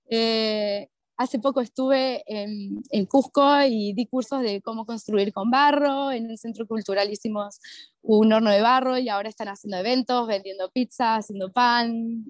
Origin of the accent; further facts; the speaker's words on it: Córdoba, Argentina; moved away as an adult; also born or lived in Lima, Peru; soy de Córdoba, Argentina, ¿verdad? Como que siempre he vivido en comunidad, que fue nuestra comunidad judía de la colectividad de Córdoba